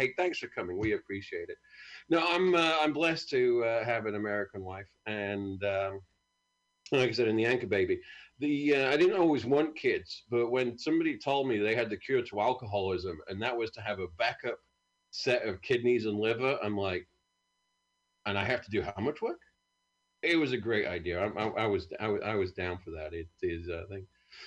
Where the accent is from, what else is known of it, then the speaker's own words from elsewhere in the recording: United Kingdom; moved away; I'm from a great country. We've had it in the name for 2,000 years